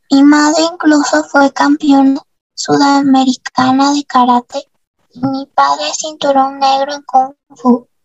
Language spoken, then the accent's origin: Spanish; Lima, Peru; de febrero de 1990 en Lima y crecí en el distrito de San Martín de Porres, junto con mis padres y hermana.